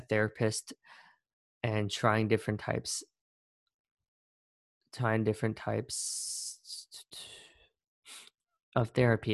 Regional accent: Cherry Hill, New Jersey, United States; moved away as an adult; now in New York City, United States; the town where I spent most of my life growing up in Cherry Hill, New Jersey

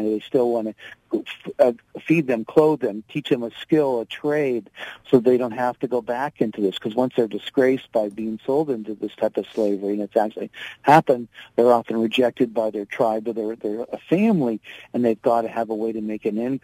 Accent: United States; I was not allowed in because of being an American, a Caucasian

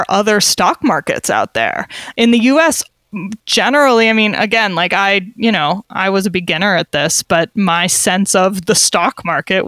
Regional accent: United States; now in Switzerland; as an American living abroad

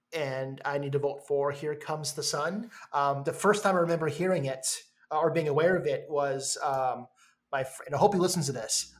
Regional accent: Minnesota, United States; I'm from Minnesota

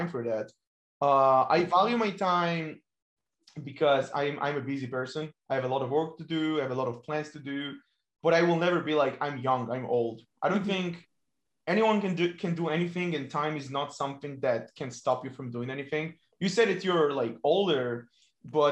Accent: Ashdod, Southern District, Israel; From Israel, from my very hometown, Ashdod

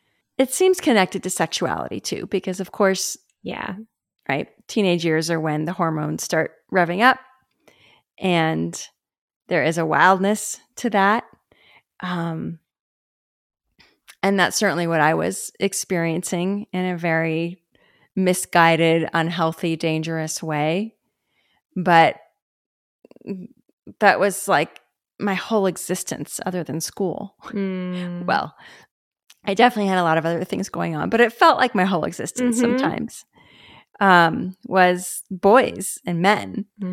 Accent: Los Angeles, California, United States; because of where I grew up and the subculture that I grew up in West LA and the conversations around sexuality, I didn't carry that shame layer.

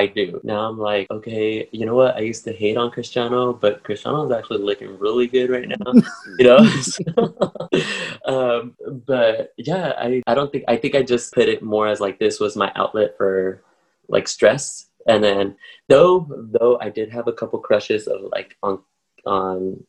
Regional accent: Paramount, California, United States; I grew up in Paramount, which is next to Long Beach. It's a little city, and that's where I grew up in my childhood

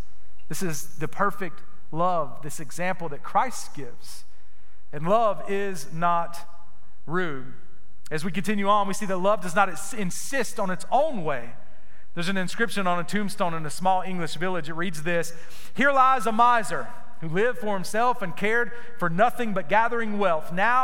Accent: Gainesville, Florida, United States; I was from Gainesville, Florida. So when they announced me, when I came out to the mound to pitch, they would say, pitching is … from Gainesville, Florida. It sounds so silly. I was so embarrassed of where I was from. This little small town, nowhere town

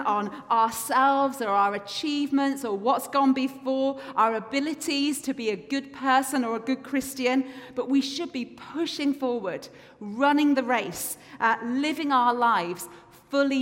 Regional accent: England, United Kingdom; moved away as an adult; now in Scotland, United Kingdom; as an English person

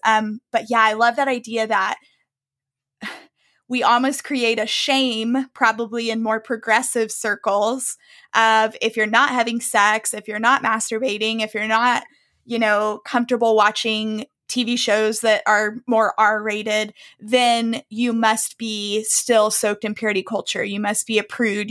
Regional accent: the South, United States; I grew up in the South.

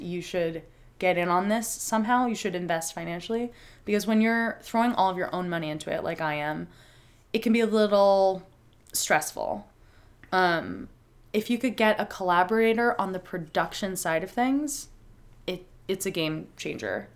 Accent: San Diego, California, United States; moved away; I'm from San Diego

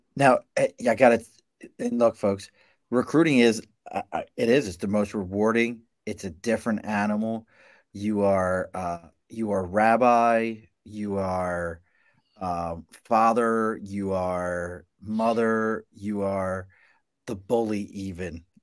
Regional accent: Baltimore, Maryland, United States; moved away; also born or lived in New York; I'm from Baltimore originally

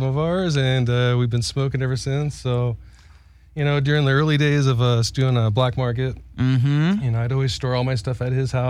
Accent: Huntington Beach, California, United States; I grew up in Orange County, Huntington Beach.

